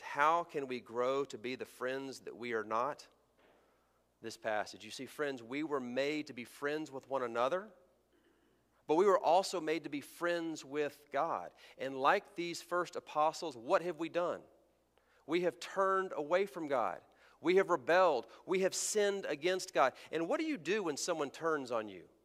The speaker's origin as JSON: {"language": "English", "region": "Texas", "country": "United States", "tie": "born or raised there", "also_born_or_lived": "American South", "moved": "as an adult", "said": "I was raised in Texas"}